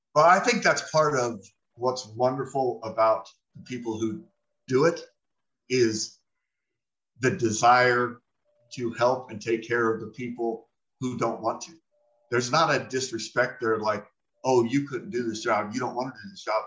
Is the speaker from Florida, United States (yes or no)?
no; Phoenix, Arizona, United States; I was born and raised in Phoenix, Arizona, 1972.